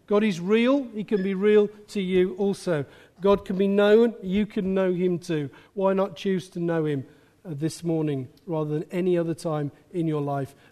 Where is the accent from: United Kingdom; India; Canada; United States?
United Kingdom; England; accent: Midland; My Midland accent's gone.